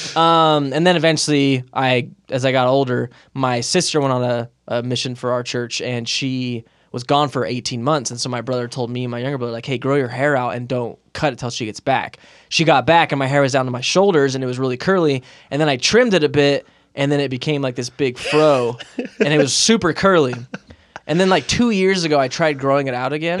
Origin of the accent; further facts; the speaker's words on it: Moreno Valley, California, United States; moved away as an adult; also born or lived in Philadelphia; now in Utah, United States; growing up in Moreno Valley in Southern California